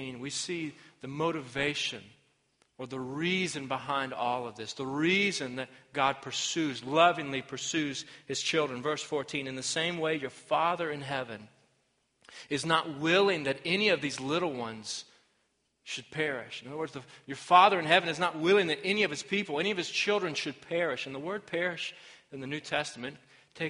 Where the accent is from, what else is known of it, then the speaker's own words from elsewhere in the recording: Arkansas, United States; my home state of Arkansas